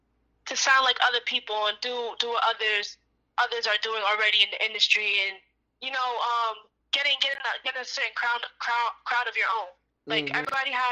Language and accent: English; Jamaica; Definitely some curry goat oxtail. I'm Jamaican.